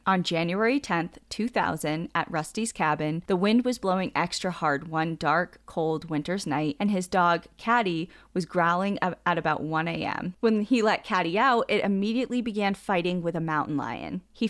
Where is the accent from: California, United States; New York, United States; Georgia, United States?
California, United States; San Diego; I grew up in San Diego, hunting snakes during the day and scorpions at night in the desert badlands of Borrego Springs and Ocotillo Wells.